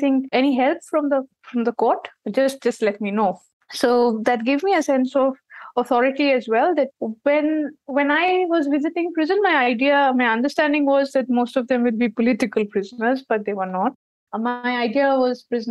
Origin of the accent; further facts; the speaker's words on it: Kolkata, West Bengal, India; in my growing up years, when I was in college, I'm from West Bengal, Calcutta.